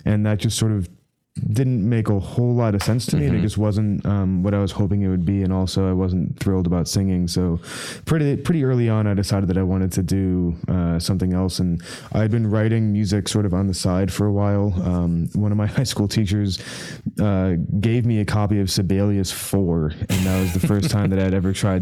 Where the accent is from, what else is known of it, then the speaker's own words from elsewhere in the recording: Chicago, Illinois, United States; I grew up in Chicago